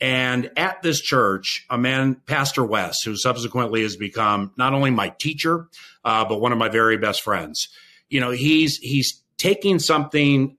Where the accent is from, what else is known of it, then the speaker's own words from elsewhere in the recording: Washington, District of Columbia, United States; also born or lived in Los Angeles, California; now in Minnesota, United States; I was growing up in Washington, D.C.